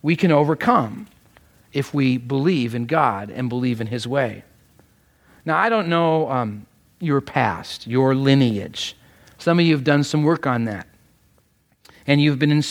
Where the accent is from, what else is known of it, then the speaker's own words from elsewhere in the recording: Canada; now in United States; though I am Canadian, my family was a close partner and aide to this wonderful nation